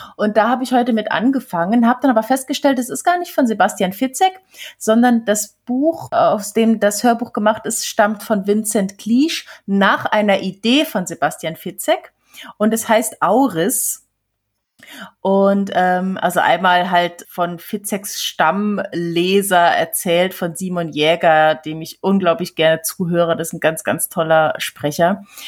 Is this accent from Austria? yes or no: no; Switzerland; als äh, Schweizerin